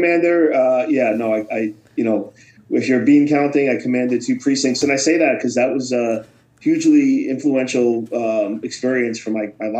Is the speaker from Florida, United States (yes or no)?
no; New York City, New York, United States; also born or lived in Burlington, Vermont; I grew up in Bensonhurst, Brooklyn. It's where I was born. I was the first person in my family to go to college